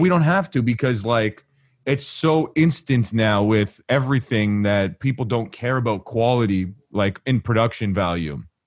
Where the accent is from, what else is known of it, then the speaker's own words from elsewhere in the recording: Canada; I'm from Canada